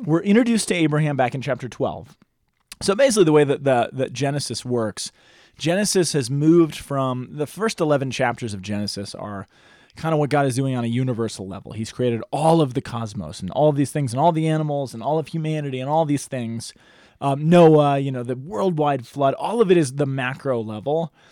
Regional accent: United States

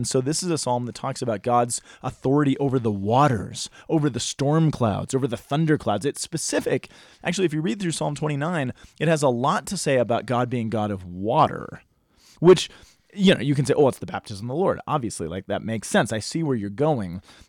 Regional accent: United States

